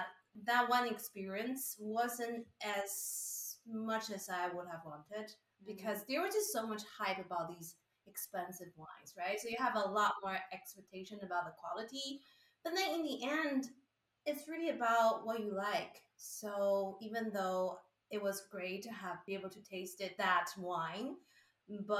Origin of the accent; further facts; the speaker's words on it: Taiwan; moved away as an adult; also born or lived in Singapore / Italy; now in Dijon, France; I'm from Taiwan